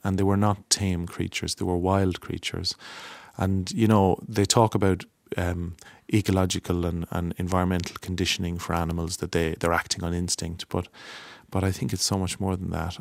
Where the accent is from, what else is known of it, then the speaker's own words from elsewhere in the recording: Longford, Leinster, Ireland; I'm from Longford